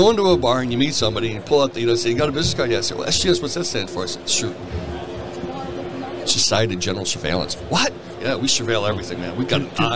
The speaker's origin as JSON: {"language": "English", "country": "United States", "said": "I'm American"}